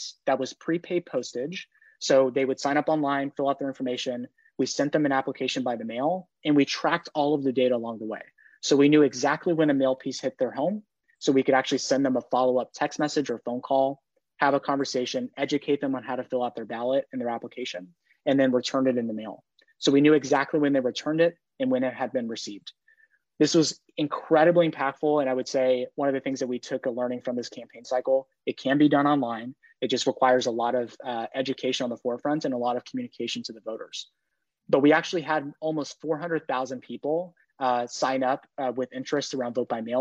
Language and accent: English; New York, United States; I'm from New York